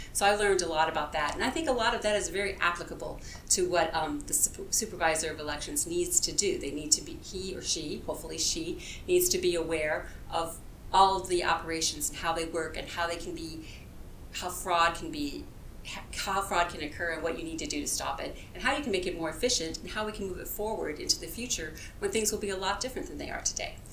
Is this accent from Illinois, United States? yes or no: yes; farm area of Illinois, United States; moved away; I was born in the Midwest. Um, I grew up in the farm area of Illinois